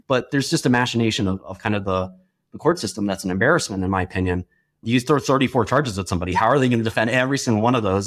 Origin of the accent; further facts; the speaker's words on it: New York City, New York, United States; growing up in Brooklyn as, as a relatively poor kid